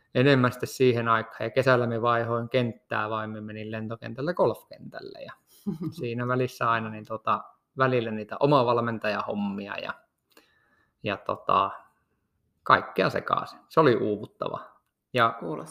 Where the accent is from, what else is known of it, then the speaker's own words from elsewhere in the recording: Kittilä, Lapland, Finland; also born or lived in Rovaniemi; mehän olen lähtöisin ihan tästä Kittilän kylältä, että nyt nauhoitellaan tätä jaksoa tästä ihan minun kotitalon vierestä